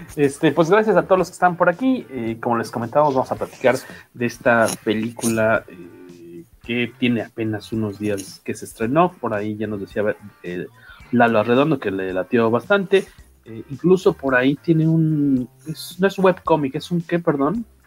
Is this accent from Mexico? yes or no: yes; Mexico; soy mexicano